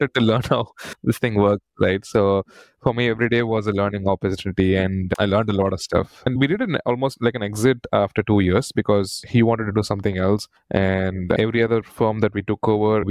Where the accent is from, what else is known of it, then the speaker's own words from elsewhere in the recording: Chennai, Tamil Nadu, India; I was born and brought up in Chennai. So I went done my entire schooling and engineering in Chennai